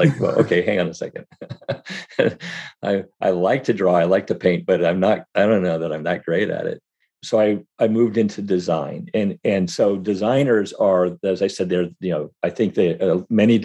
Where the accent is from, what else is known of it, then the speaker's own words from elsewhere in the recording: Berkeley, California, United States; I was born in Berkeley